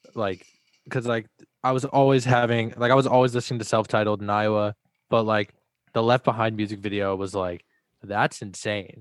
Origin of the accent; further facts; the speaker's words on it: Texas, United States; also born or lived in Dallas; I was born in Texas, and when I lived in Dallas